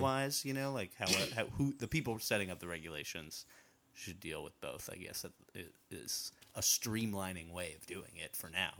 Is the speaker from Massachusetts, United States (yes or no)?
yes; Massachusetts, United States; I grew up in Massachusetts